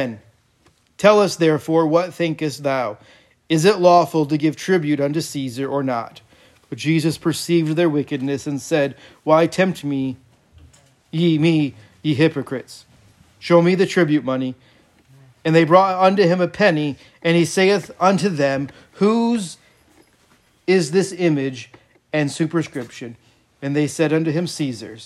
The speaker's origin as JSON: {"language": "English", "country": "United States", "said": "I am an American. I've been an American for 41 and a half years approximately"}